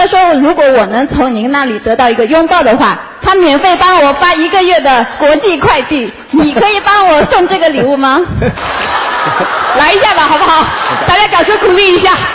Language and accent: Chinese; Wenzhou, Zhejiang, China; 我是那个一名九零后的创业者，我来自温州